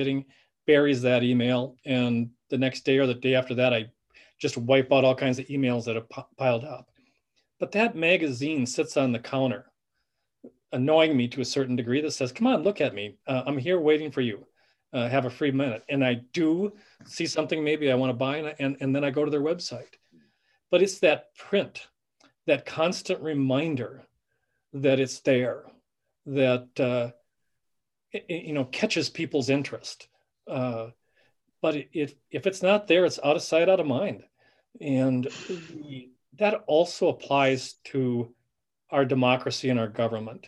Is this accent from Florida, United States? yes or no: no; Benson, Minnesota, United States; we're from Benson, Minnesota, or this area